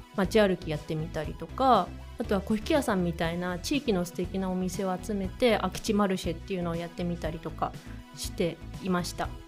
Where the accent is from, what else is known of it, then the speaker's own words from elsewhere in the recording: Arakawa, Tokyo, Japan; 生まれも育ちも荒川区で荒川区すごい好きなんですけど